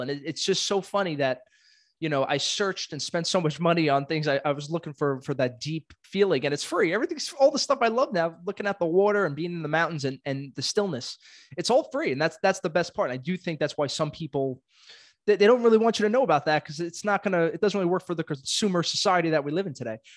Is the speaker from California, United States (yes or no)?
no; New York City, New York, United States; I am born and raised in Brooklyn, not leaving anytime soon